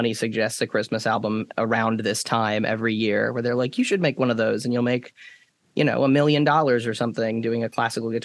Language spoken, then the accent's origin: English; Winston-Salem, North Carolina, United States; also born or lived in Charlotte, North Carolina; I'm from Winston-Salem, North Carolina